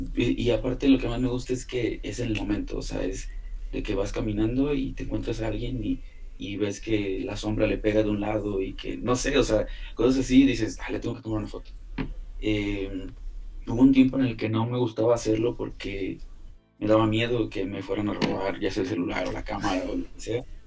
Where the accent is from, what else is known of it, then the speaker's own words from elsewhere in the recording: Altamira, Tamaulipas, Mexico; also born or lived in Ébano, San Luis Potosí; now in Mexico City, Mexico; yo nací en Ébano, San Luis Potosí, pero toda mi vida vivía en, en Altamira, Tamaulipas, cerca de Tampico